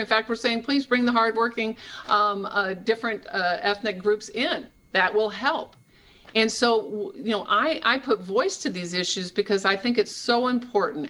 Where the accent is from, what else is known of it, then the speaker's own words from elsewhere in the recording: Iowa, United States; I'm from Iowa. These were my towns that I've known for forever